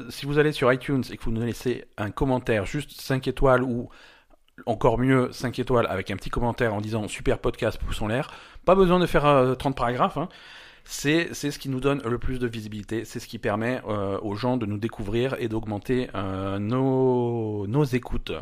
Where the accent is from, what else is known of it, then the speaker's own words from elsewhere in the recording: France; on est français